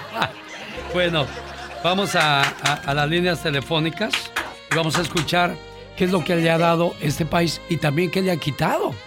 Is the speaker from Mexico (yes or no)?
yes; Mexico; now in United States; Seguimos siendo orgullosamente mexicanos